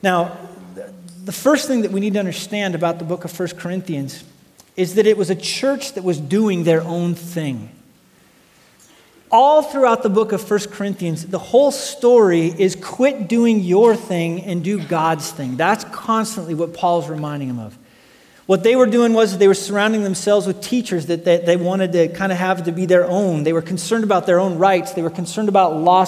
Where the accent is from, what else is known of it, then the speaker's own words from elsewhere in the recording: Wyoming, United States; I grew up in Wyoming.